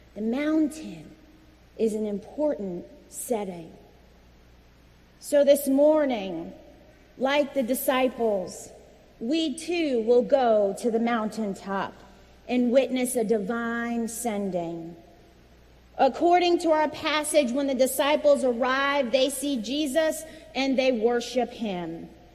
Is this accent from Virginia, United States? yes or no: yes; Virginia, United States; moved away; my home state of Virginia